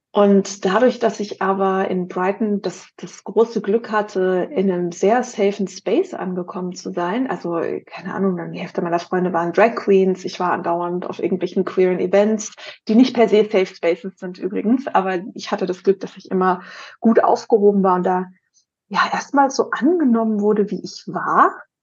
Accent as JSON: {"language": "German", "region": "Baden-Württemberg", "country": "Germany", "tie": "born or raised there", "also_born_or_lived": "Brandenburg", "said": "Ich bin in Brandenburg geboren, damals in Ostdeutschland. Und meine Mutter ist, als ich noch ein Baby war, mit mir kurz vor Mauervoll, Mauervoll, Mauerfall aus dem Osten nach Baden-Württemberg ähm, geflüchtet"}